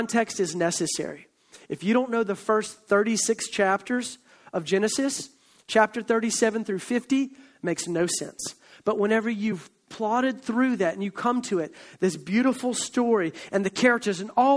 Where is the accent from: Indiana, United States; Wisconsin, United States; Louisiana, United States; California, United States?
Louisiana, United States; Alexandria; I grew up Baptist and went to Calvary Baptist Church in Alexandria, Louisiana, growing up